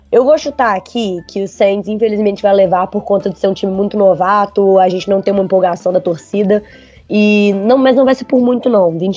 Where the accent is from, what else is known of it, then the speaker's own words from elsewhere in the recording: Belo Horizonte, Minas Gerais, Brazil; Eu sou de BH, Belo Horizontina.